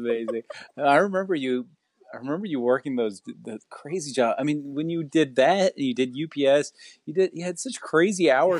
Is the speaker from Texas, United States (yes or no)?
yes; Irving, Texas, United States; I grew up in Irving